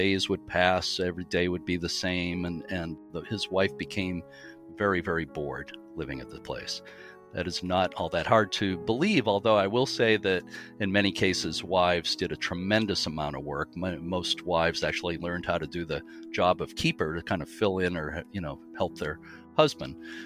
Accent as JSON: {"language": "English", "town": "Lynn", "region": "Massachusetts", "country": "United States", "tie": "born or raised there", "said": "I grew up in Lynn, Massachusetts"}